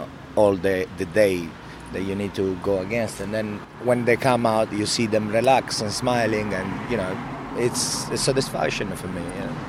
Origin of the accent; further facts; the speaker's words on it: Paris, Île-de-France, France; English is a second language; I'm from Paris. I'm French university in order to be English teacher.